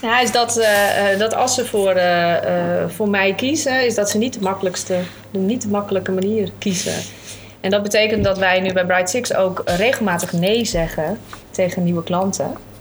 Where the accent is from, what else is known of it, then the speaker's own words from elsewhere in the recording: Alkmaar, North Holland, Netherlands; also born or lived in Papendrecht; een echte Noord-Hollander. Eh, Alkmaarder. Eh, ik zeg altijd niet geboren, maar wel getogen vanaf mijn vijfde